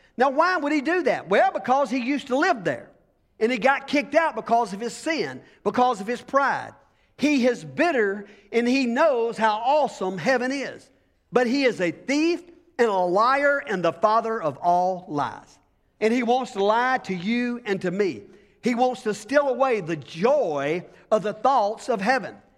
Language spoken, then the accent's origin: English; United States; as being American